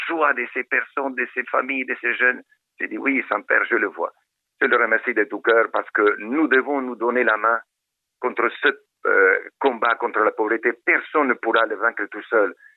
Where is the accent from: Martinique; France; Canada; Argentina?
Argentina; moved away as an adult; now in Madagascar; j'ai grandi là-bas en Argentine